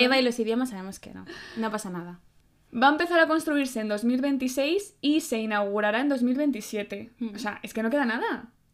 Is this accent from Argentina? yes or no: no; Madrid, Community of Madrid, Spain; mi ciudad